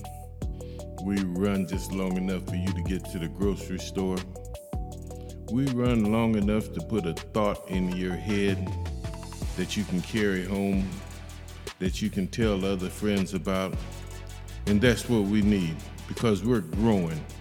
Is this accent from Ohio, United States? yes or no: yes; Akron, Ohio, United States; 44307 gang from Akron, Ohio, my hometown